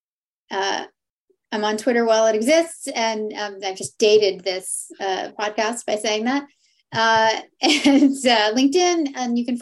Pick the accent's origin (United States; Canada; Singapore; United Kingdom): Canada; we're Canadian